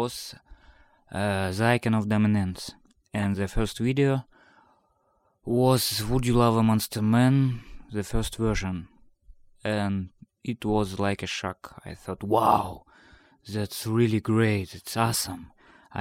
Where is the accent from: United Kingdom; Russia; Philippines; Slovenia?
Russia; Rybinsk, Yaroslavl Oblast; I'm from Rybinsk, small town of Russia